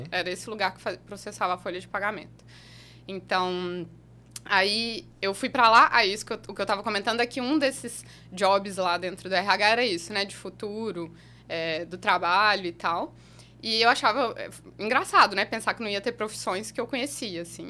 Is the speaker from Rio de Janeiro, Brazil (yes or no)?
no; Belo Horizonte, Minas Gerais, Brazil; also born or lived in Utrecht, Netherlands; eu sou de Minas, nascida e criada em Belo Horizonte, morei lá a maior parte da minha vida.